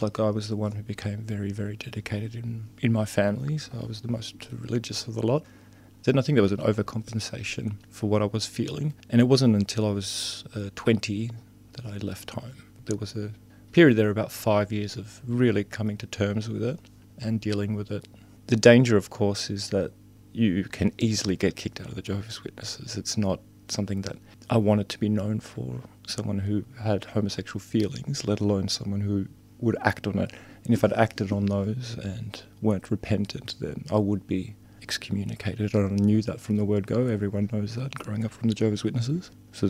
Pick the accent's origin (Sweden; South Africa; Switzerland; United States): Sweden; I'm from Sweden originally. My father was from Finland and my mother was from Sweden. My father immigrated to Sweden in the late 60s.